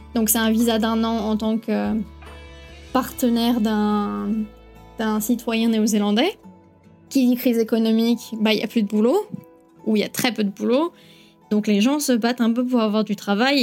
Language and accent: French; Bourgoin-Jallieu, Auvergne-Rhône-Alpes, France; moved away as an adult; now in New Zealand; Je viens de Bourgoin-Jallieu, mais en général, je dis Lyon